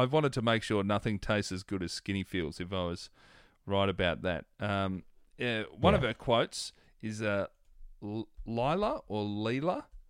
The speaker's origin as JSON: {"language": "English", "town": "Melbourne", "region": "Victoria", "country": "Australia", "tie": "born or raised there", "said": "I remember as a kid growing up in Melbourne"}